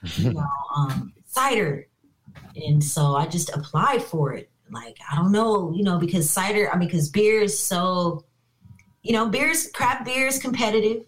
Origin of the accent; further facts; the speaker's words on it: Inglewood, California, United States; also born or lived in Long Beach, California; I actually was born and raised in Inglewood, California